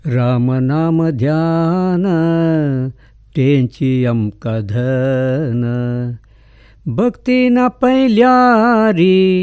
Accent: Puttur, Karnataka, India; born or raised there

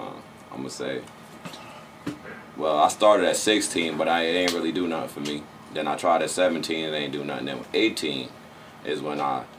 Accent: Orange, New Jersey, United States; I'm from Orange, New Jersey.

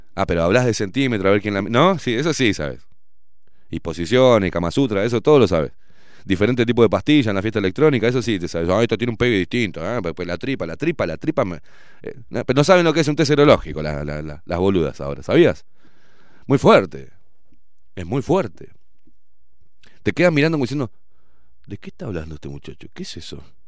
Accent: Uruguay; no soy argentino, aviso, eh. Soy uruguayo

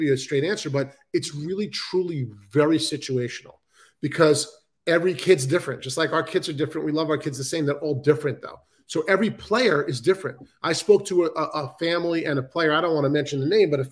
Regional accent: New York City, New York, United States; I'm from Queens, New York.

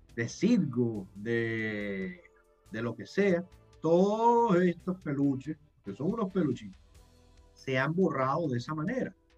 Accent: Venezuela; moved away; yo como venezolano

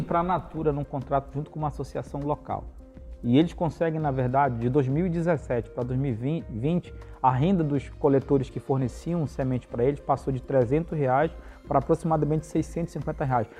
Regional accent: Parintins, Amazonas, Brazil; eu sou natural de Parintins, né? Eu, uhum. nasci, eu nasci na cidade de Parintins

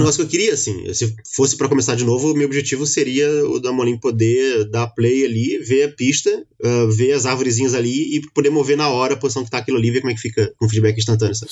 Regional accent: Rio de Janeiro, Brazil; eu sou carioca

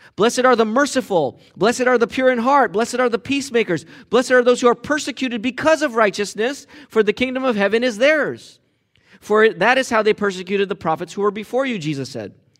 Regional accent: United States; I'm American.

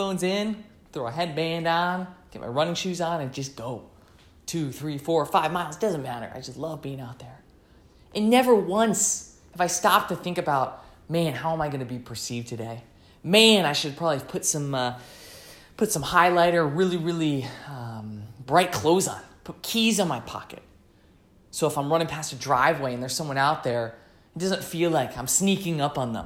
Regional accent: United States; being American

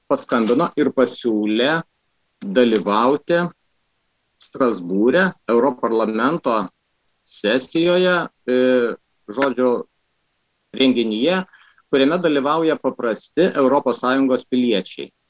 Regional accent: Lithuania; mes lietuviai

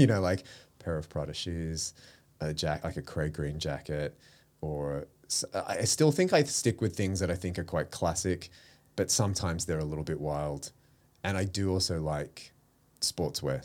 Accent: Melbourne, Victoria, Australia; moved away as an adult; now in Sydney, Australia; I grew up in Melbourne. So, I spent all of my childhood down there. I didn't move to Sydney till I was, till two thousand

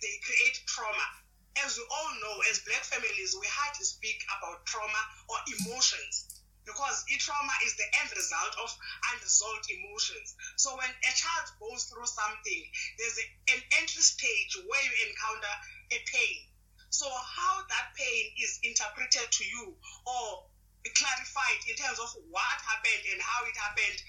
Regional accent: Butterworth, Eastern Cape, South Africa; born and raised in Eastern Cape, place called Butterworth, that is between East London and Umtata.

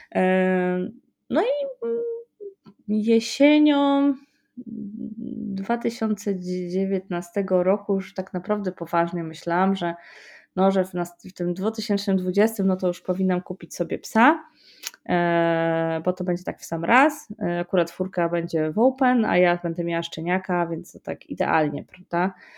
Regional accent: Poland; jestem z Polski

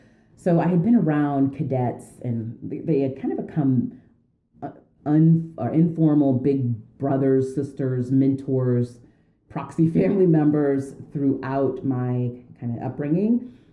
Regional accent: West Point, New York, United States; also born or lived in Germany; you know, moved, I was born in Germany, kind of moved over all over a bit. But then he went back to West Point, I believe as a captain. So I was in preschool, kindergarten, first grade, I did at West Point Elementary.

